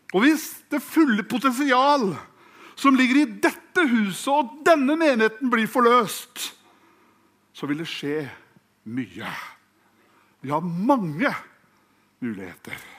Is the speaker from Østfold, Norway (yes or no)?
yes; Fredrikstad, Østfold, Norway; jeg er fra Fredrikstad